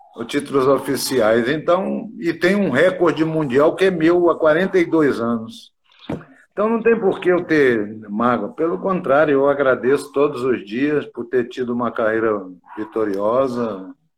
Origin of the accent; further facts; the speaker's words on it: interior of Minas Gerais, Brazil; moved away; eu sou do interior de Minas